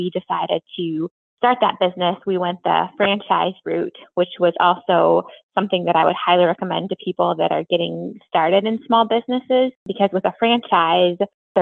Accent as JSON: {"language": "English", "town": "Minneapolis–Saint Paul", "region": "Minnesota", "country": "United States", "moved": "as an adult", "lives_now": "Platteville, United States", "said": "I was originally from the Twin Cities"}